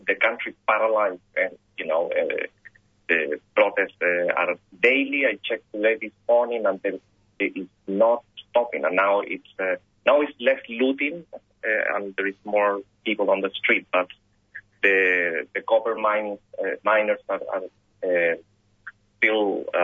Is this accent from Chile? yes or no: yes; Chile; now in Australia; I'm Australian now, Chilean Australian